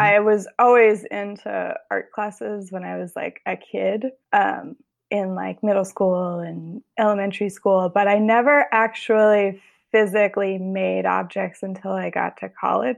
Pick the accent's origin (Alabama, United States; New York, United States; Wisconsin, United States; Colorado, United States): Colorado, United States; Boulder; now in Oakland, United States; I grew up in Colorado